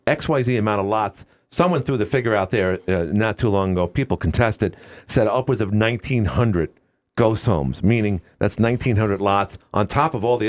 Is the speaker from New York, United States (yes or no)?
yes; New York City, New York, United States; now in Watertown, United States; I'm from Queens. My parents, my whole family is from Brooklyn, from Bay Ridge.